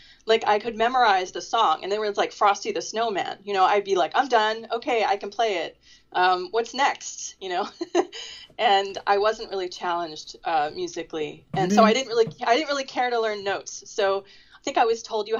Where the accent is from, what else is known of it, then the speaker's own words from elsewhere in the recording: near Philadelphia in New Jersey, United States; I grew up near Philadelphia in New Jersey